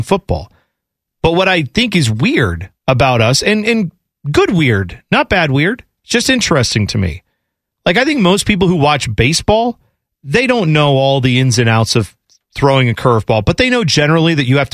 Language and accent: English; United States; we grew up in America for the most part.